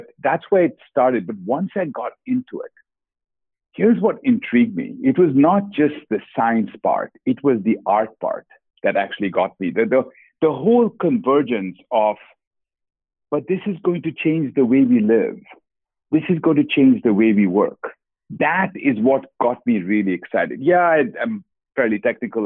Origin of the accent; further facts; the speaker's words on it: Kolkata, West Bengal, India; moved away; Born and brought up in Calcutta, India